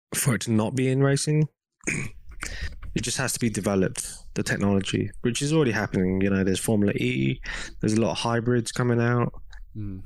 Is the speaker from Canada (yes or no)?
no; England, United Kingdom; accent: English; moved away as an adult; also born or lived in Hong Kong; now in United States; I was born in England.